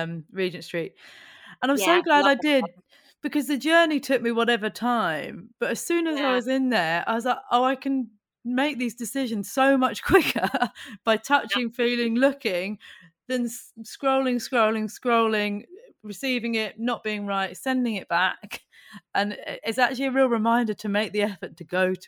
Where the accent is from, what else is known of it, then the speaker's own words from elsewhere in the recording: Buckinghamshire, South East England, United Kingdom; I grew up in Buckinghamshire outside London